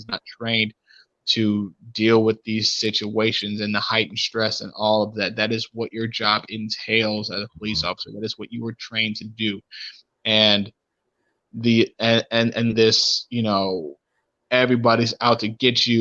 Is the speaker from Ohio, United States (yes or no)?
yes; Cleveland, Ohio, United States; growing up in Cleveland